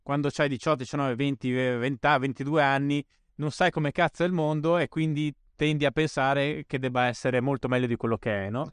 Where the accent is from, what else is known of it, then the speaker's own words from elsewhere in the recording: Bolzano, Trentino-Alto Adige, Italy; sono cresciuto in Alto Adige